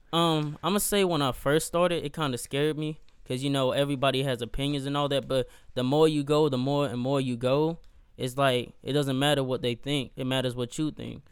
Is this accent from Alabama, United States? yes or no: no; Gastonia, North Carolina, United States; I'm from Gastonia, North Carolina